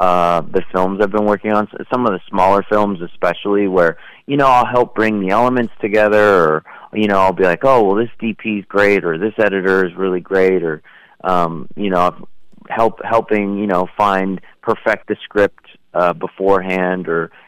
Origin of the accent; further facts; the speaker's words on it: California, United States; also born or lived in New Mexico; I grew up in California and also New Mexico for several years, so I'm kind of went back and forth between the two